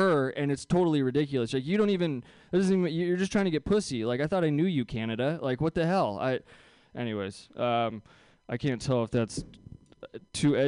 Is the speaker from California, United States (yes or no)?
yes; Bay Area, California, United States; I grew up here in the Bay Area